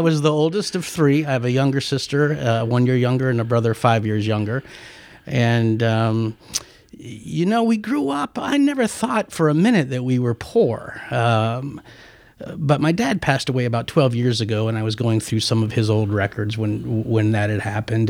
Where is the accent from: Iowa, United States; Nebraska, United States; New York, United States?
Nebraska, United States; Omaha; moved away; also born or lived in Paris, France; I grew up in Nebraska